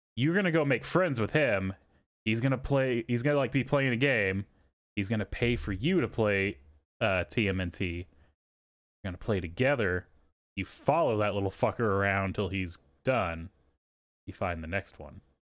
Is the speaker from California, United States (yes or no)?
no; Texas, United States; I grew up in Texas